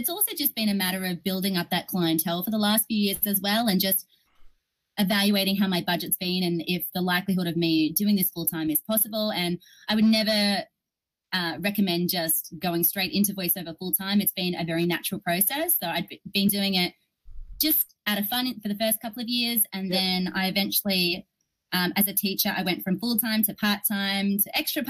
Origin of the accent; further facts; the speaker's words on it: Australia; I'm an Australian